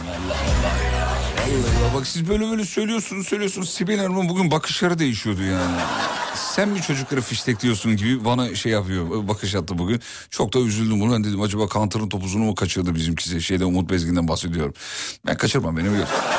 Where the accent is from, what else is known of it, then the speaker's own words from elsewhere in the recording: Kocaeli, Turkey; moved away; also born or lived in Black Sea Region; Kocaeli benim memleketim